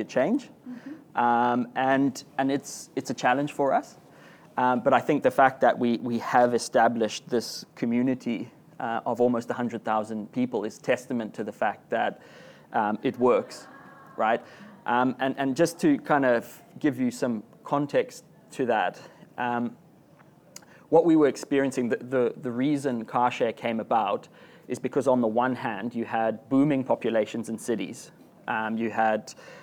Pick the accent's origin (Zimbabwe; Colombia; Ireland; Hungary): Zimbabwe; now in Australia; if you think I've got a funny accent, it's because I do. I'm from Zimbabwe in Southern Africa